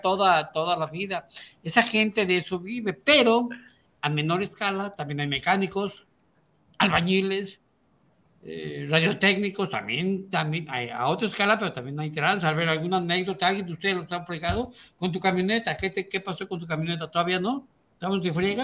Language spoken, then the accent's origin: Spanish; Mexico; yo soy mexicano y vivo aquí